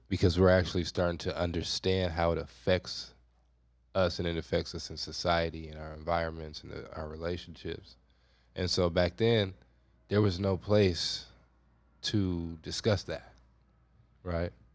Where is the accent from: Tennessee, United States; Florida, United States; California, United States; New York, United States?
California, United States; Compton; I grew up in Compton